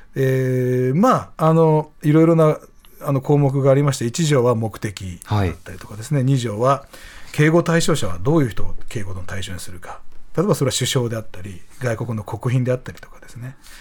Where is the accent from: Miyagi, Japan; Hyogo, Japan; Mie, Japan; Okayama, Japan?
Hyogo, Japan; Nishinomiya; now in Tokyo, Japan; ふるさとの兵庫県西宮市が阪神・淡路大震災で被災しまして